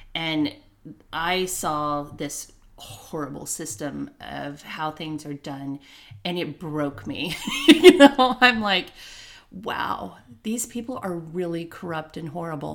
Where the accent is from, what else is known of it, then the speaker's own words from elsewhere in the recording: Santa Ana, California, United States; I was raised there in Santa Ana